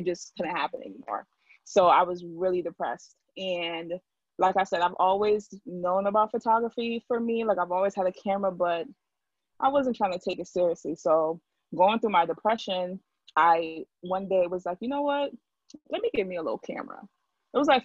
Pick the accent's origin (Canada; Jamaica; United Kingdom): Jamaica; now in Hartford, United States; I come from the Hartford area, but I'm originally from Jamaica